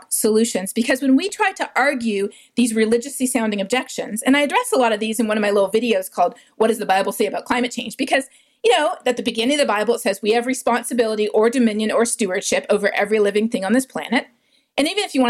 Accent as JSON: {"language": "English", "country": "Canada", "tie": "born or raised there", "also_born_or_lived": "South America", "moved": "yes", "said": "growing up in Canada"}